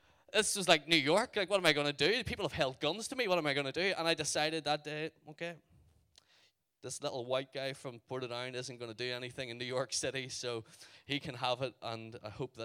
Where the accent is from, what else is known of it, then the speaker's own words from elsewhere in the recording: Ireland; I'm from Ireland.